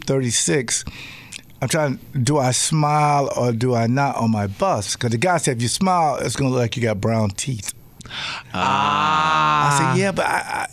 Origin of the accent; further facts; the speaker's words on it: Jacksonville, Florida, United States; now in Wisconsin, United States; now I'm from Jacksonville, Florida, Duval County